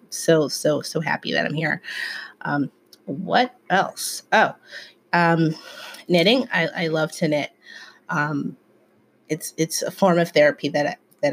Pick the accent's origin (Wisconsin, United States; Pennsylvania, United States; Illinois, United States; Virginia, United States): Pennsylvania, United States; Philadelphia; also born or lived in Germantown, Philadelphia; I'm from West Philly